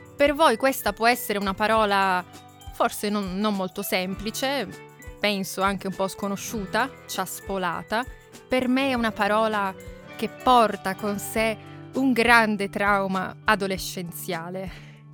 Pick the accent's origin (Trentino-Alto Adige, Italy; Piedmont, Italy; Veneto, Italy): Piedmont, Italy; Turin; io sono nata, forse lo sapete già, sono nata a Torino, vicino quindi alle montagne, vicino alle Alpi